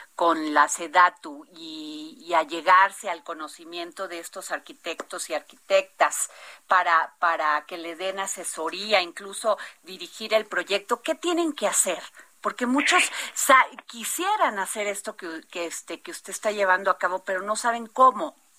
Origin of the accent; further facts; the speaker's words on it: Veracruz, Mexico; mi tierra, Veracruz